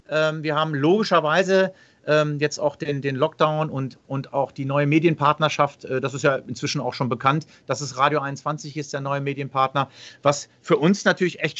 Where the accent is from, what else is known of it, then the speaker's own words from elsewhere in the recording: Langenhagen, Lower Saxony, Germany; ich komme aus Langhagen